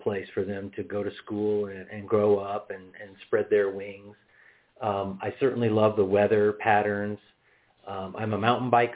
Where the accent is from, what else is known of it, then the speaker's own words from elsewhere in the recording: Indiana, United States; moved away as an adult; also born or lived in Bloomington, Indiana / Madison, Wisconsin; now in Grand Junction, United States; I've lived in the Grand Valley for almost 25 years. Born and raised in Indiana.